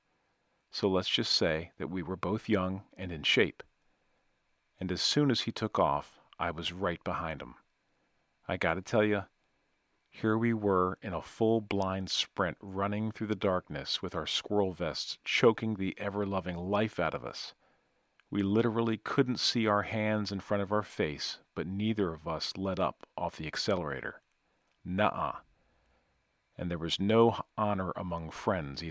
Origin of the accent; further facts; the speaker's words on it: Natchez, Mississippi, United States; my hometown of Natchez by God, Mississippi